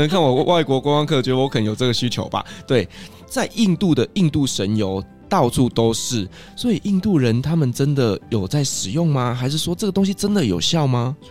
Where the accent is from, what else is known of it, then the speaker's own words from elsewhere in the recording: Taiwan; also born or lived in Qatar; 我们台湾人